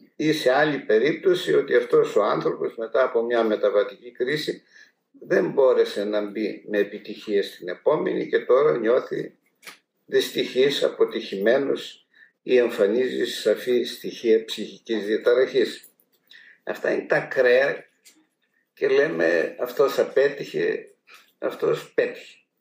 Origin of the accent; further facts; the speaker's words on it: Macedonia, Greece; moved away; Εμεί που είμαστε από τη Μακεδονία